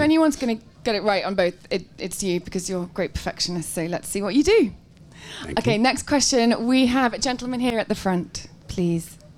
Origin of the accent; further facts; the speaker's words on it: England, United Kingdom; I'm really English